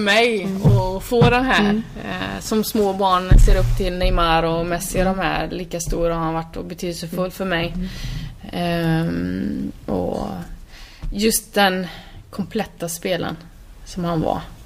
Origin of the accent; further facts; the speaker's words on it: Borås, Västra Götaland, Sweden; Jag är ju från Borås